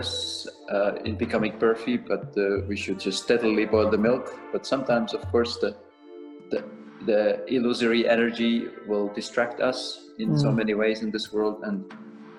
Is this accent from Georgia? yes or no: no; Estonia; also born or lived in Dublin, Ireland; now in Zurich, Switzerland; I'm from Eastern Europe, I'm from Estonia. And then there used to be this communism, Soviet Union regime when I was growing up.